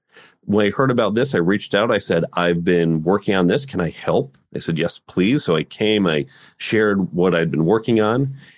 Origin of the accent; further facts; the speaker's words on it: New York, United States; also born or lived in Chicago, United States; I grew up in the suburbs of New York City and Chicago.